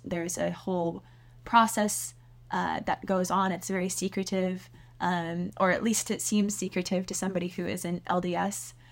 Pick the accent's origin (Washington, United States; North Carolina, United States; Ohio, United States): Washington, United States; Seattle; I grew up in Seattle